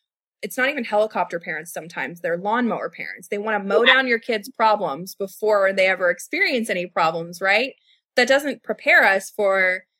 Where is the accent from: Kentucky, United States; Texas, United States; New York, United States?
Kentucky, United States; Louisville; I am from West Louisville. I grew up in Shively. I grew up in South Louisville.